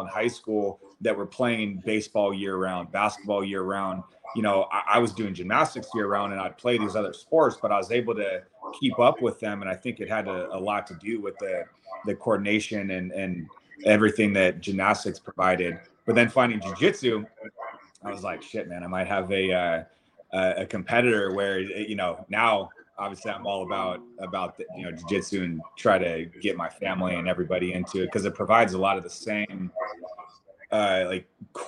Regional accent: Monterey, California, United States; also born or lived in New York City; now in Costa Mesa, United States; I grew up in Central California in Monterey

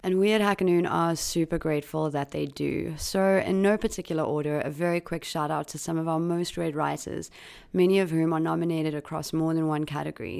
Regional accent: South Africa; my home country of South Africa

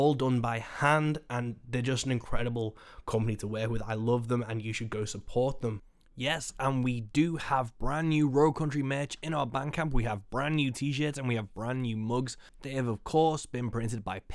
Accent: Birkenhead, North West England, United Kingdom; we're in my hometown in Birkenhead

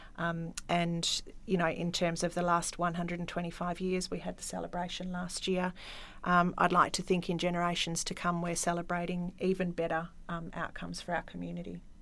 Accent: Yarloop, Western Australia, Australia; now in Collie, Australia; I wasn't born here, I was born in Yarlook

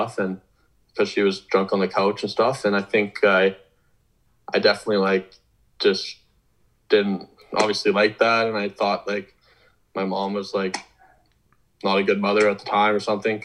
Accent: Vernon, British Columbia, Canada; I'm from Vernon, BC, so obviously that's pretty far away.

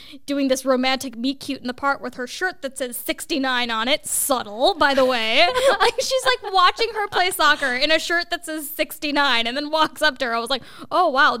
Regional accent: United States; as an Indian growing up in America.

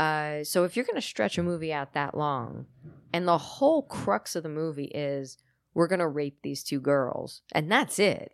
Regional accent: United States; I'm American

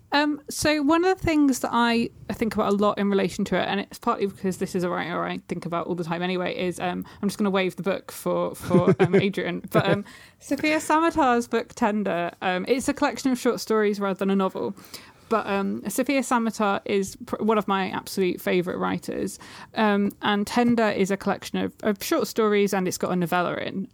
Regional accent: Suffolk, East of England, United Kingdom; now in London, United Kingdom; I'm from Suffolk, which is, like, a county in the U K

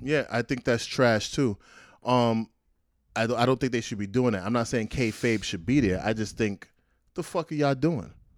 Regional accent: New York City, New York, United States; I'm from Brownsville, Brooklyn

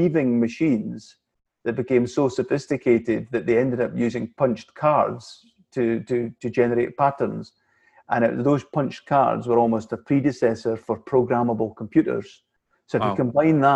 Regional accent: Scotland, United Kingdom; like most Scottish people

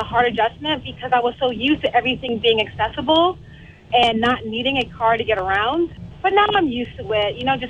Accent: New York City, New York, United States; moved away as an adult; also born or lived in Middletown, New York; now in Chester, United States; originally I'm from Queens, New York.

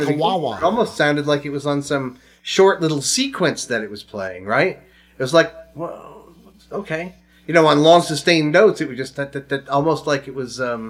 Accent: Texas, United States; And I'm a Texan

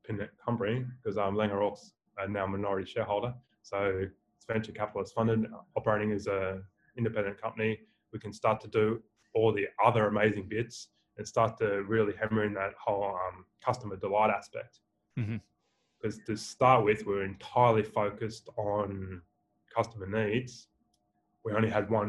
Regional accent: Australia; accent: Australian; my beautiful Australian accent

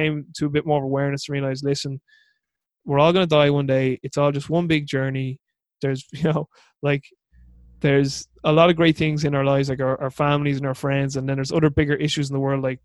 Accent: Ireland; I'm Irish

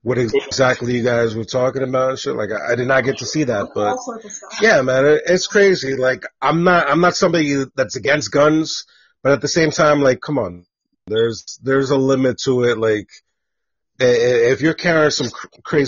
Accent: Elizabeth, New Jersey, United States; also born or lived in New York; I was born in New York and shit, but I was raised in Jersey

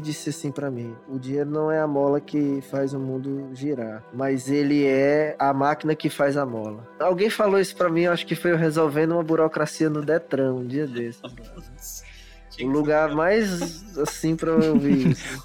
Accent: Teresina, Piauí, Brazil; eu sou teresinense e eu gosto de observar a minha cidade

